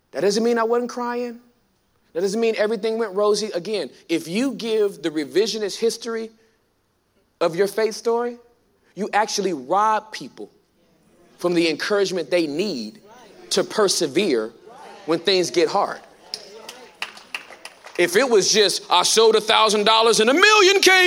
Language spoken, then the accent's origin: English; California, United States; moved away as an adult; now in Texas, United States; I'm from California